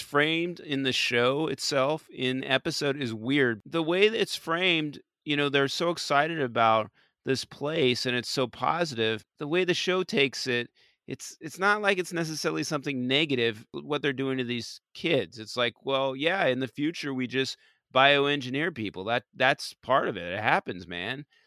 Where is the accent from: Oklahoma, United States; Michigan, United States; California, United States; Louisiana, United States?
California, United States; accent: Californian; my stupid Californian accent